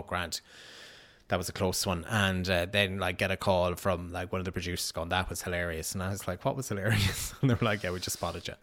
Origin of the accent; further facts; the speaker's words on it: Riverstown, Connacht, Ireland; moved away; I'm from Sligo